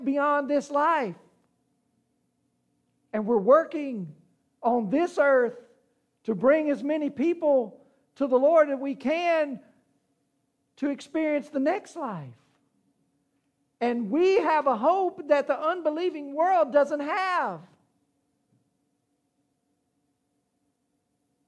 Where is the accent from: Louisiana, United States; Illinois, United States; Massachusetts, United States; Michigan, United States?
Louisiana, United States; I'm from Louisiana, and we have these things called hurricanes.